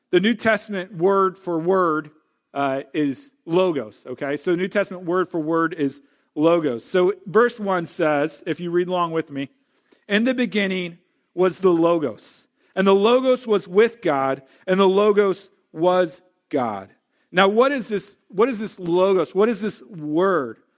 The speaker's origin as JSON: {"language": "English", "town": "St. Louis", "region": "Missouri", "country": "United States", "tie": "born or raised there", "moved": "yes", "lives_now": "Wisconsin, United States", "said": "I grew up in Saint Louis. I'm a Missouri boy."}